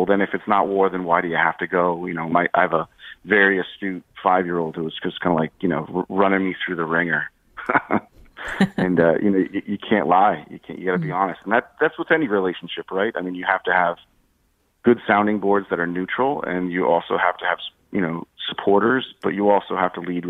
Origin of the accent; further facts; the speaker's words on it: Guilford, Connecticut, United States; I'm a Connecticut native. I grew up in Guilford on the shoreline, so my summers were spent, you know, on the beach or sailing, in the woods, hiking, something like that.